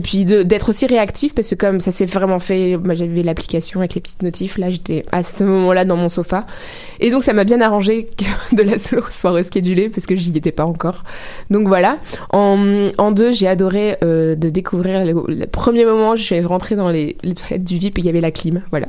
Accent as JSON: {"language": "French", "country": "France", "moved": "yes", "lives_now": "Montreal, Canada"}